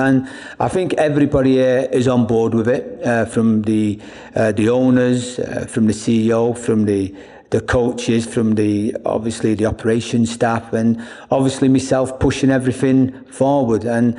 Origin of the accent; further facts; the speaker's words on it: Ireland; also born or lived in England; I mean, I'm from Ireland and England. I'm not going to come in and change anybody's culture.